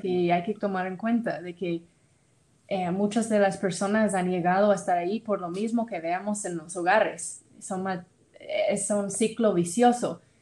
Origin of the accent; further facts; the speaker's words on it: Tennessee, United States; Spanish is a second language; moved away as an adult; now in Guatemala; yo soy de Tennessee, de los Estados Unidos